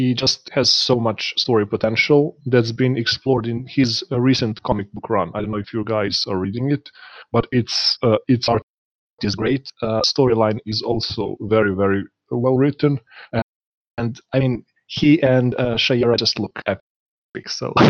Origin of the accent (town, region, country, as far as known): Serbia; English is a second language